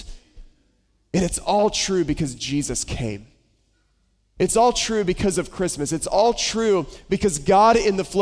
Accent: Boone, North Carolina, United States; moved away; I grew up in Western North Carolina, a little town called Boone

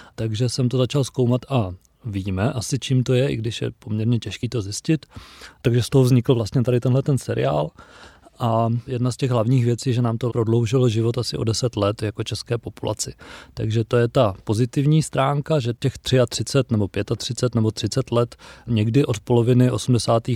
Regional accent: Czechia; jako Češi

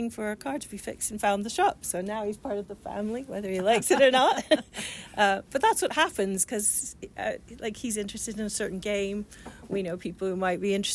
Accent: Canada; accent: Canadian or Irish; moved away as an adult; also born or lived in Jarrow, England / England; now in Ipswich, United Kingdom; I was born in Jarrow. So I'm Geordie, then went to Canada when I was six. But I've been in England for 20 years now. So yes, I still sound Canadian or Irish or whatever people think I sound.

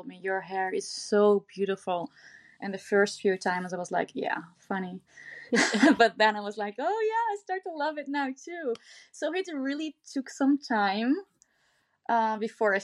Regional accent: southern Netherlands, Netherlands; I grew up in Bordeaux, which is a really small village in the southern part of the Netherlands

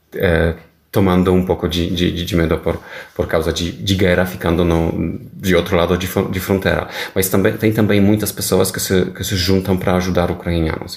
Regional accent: Poland; Portuguese is a second language; moved away as an adult; now in Brazil; eu sou polonês, nascido na Polônia, é, em anos uh, é, 70, mas estou vivendo agora no, no Brasil.

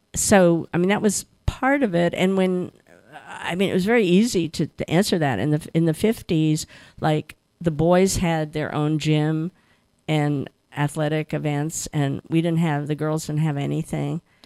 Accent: New Jersey, United States; growing up in New Jersey in the 50s

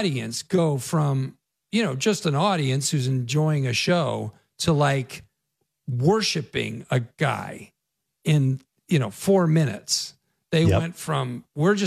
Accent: Naperville, Illinois, United States; I grew up in Naperville, Illinois

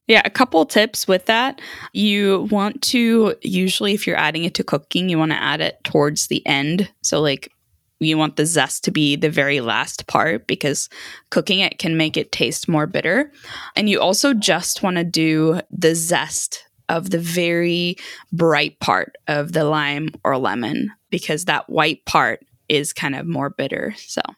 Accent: Sweden; moved away; I grew up in Sweden

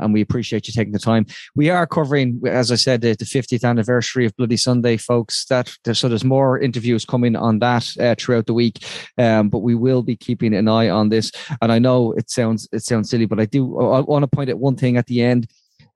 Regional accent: Ireland

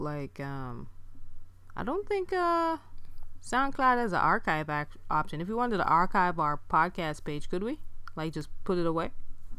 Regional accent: Jamaica; moved away; I'm Jamaican like Kid Fury, but that's just where it ends.

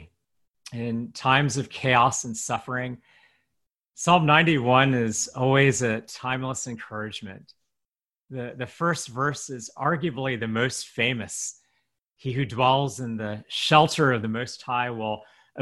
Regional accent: United States; an American-born Chinese pastor

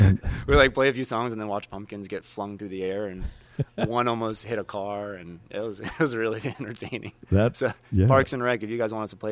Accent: Atlanta, Georgia, United States; moved away as an adult; also born or lived in Athens, Georgia / Japan; now in Bloomington, Indiana, United States; I grew up in Atlanta, Georgia.

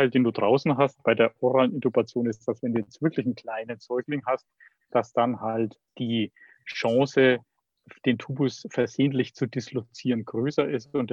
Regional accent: Bavaria, Germany; Aber entscheidend ist, dass du wie ich jetzt mal als Bayer sagen würde, ein gescheites Beatmungsgerät hast.

